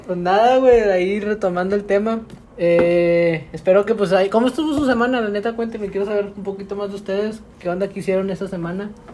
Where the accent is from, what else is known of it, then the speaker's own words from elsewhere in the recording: Mexico; somos muchos mexicanos